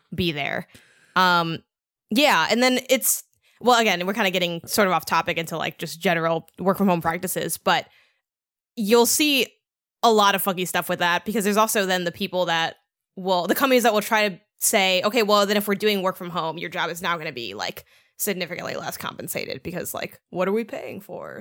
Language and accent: English; Chicago, Illinois, United States; I grew up in Chicago